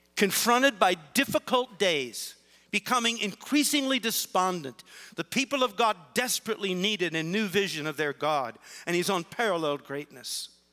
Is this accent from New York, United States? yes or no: no; Canton, Ohio, United States; I grew up in Canton, Ohio